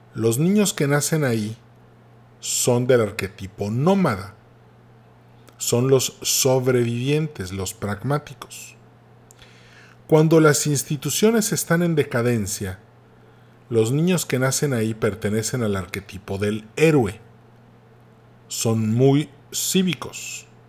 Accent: Mexico

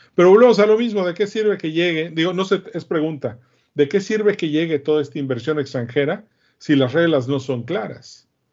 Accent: Mexico; soy el único mexicano en este foro

